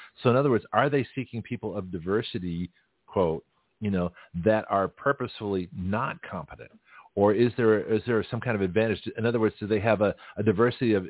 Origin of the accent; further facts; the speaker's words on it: Canada; now in Milton, United States; As a Canadian